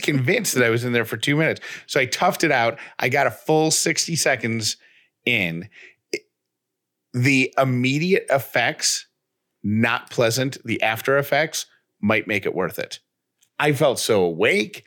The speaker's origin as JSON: {"language": "English", "town": "Syracuse", "region": "New York", "country": "United States", "tie": "born or raised there", "said": "when I was a kid growing up in Syracuse, New York"}